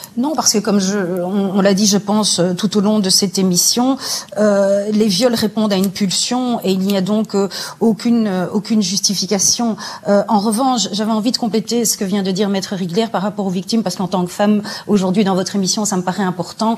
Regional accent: Belgium; chez nous en Belgique

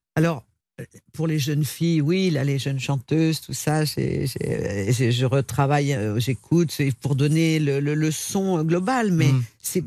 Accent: Lyon, Auvergne-Rhône-Alpes, France; je viens de Lyon

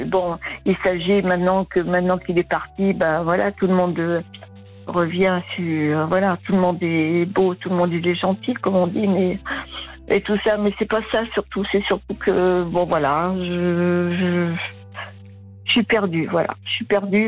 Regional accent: Vienne, Nouvelle-Aquitaine, France; je suis de la Vienne

